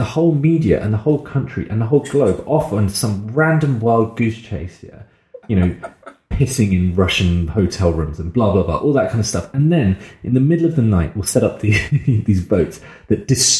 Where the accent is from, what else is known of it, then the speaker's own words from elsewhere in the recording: United Kingdom; we couldn't even say we're from the UK at that point